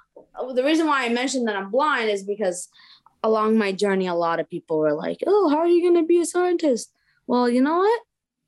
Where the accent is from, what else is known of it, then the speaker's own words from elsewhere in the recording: Maryland, United States; born there; I am the child of immigrants. I was born in Maryland, and everything seemed like, you know, my parents are from Lebanon.